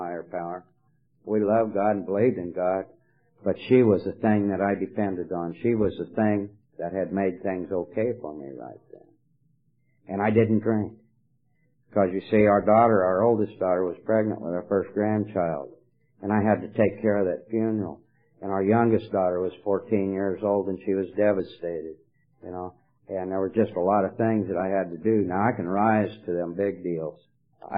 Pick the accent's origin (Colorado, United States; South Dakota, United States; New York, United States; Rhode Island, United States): Colorado, United States; moved away as an adult; now in California, United States; I live in California, but I'm not from California. I'm from Colorado